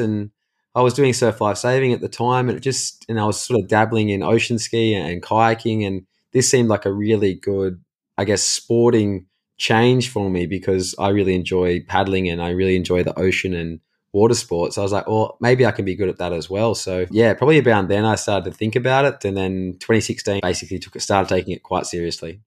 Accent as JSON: {"language": "English", "town": "Caves Beach", "region": "New South Wales", "country": "Australia", "tie": "born or raised there", "said": "we grew up in Cayes Beach, which is in Newcastle, well, like, technically Lake Macquarie in New South Wales in Australia"}